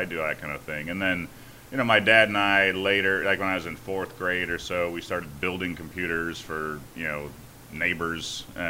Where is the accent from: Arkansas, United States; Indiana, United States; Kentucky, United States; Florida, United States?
Indiana, United States; Griffith; Griffith, Indiana.